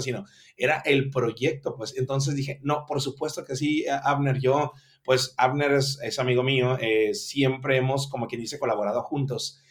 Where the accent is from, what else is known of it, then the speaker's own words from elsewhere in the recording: Mazatlán, Sinaloa, Mexico; now in Culiacán, Mexico; yo soy originario de Mazatlán, Sinaloa, pero nos venimos aquí a vivir desde el 1996 a, la edad de 12 años míos